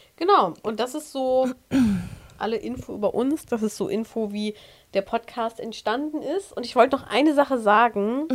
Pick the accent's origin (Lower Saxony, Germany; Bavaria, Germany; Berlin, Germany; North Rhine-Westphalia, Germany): North Rhine-Westphalia, Germany; Aachen; Wir kommen übrigens aus Aachen